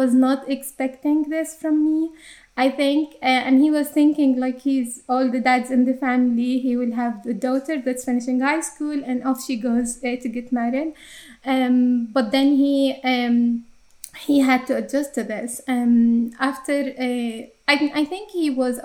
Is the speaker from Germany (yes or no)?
no; Jordan; accent: Arabic English; English is a second language; moved away as an adult; now in Ireland; I was born and raised in Jordan to a conservative Muslim family